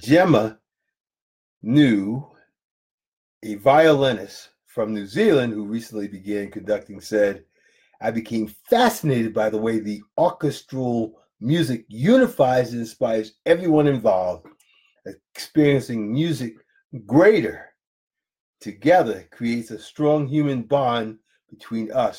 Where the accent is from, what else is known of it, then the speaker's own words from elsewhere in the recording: Jacksonville, Florida, United States; I'm from Jacksonville, Florida.